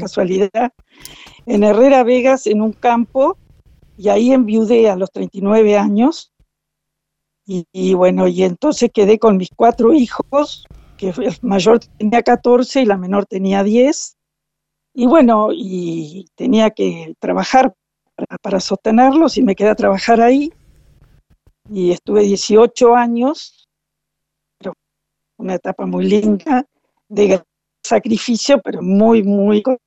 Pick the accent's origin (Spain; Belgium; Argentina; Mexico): Argentina; Concordia, Entre Ríos; also born or lived in Montevideo, Uruguay; yo nací en Montevideo, soy eh, padre y madre uruguaya, o sea que soy totalmente uruguaya y a los ocho años vine a vivir a Concordia, Entre Ríos, porque mi padre tenía un campo y ahí nos instalamos este, y pasé mi niñez y mi juventud en Concordia, en Entre Ríos.